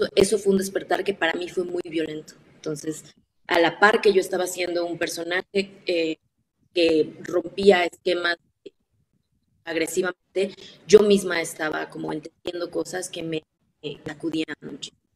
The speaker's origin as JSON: {"language": "Spanish", "town": "Ciudad Juárez", "region": "Chihuahua", "country": "Mexico", "tie": "born or raised there", "said": "Yo crecí en Juárez"}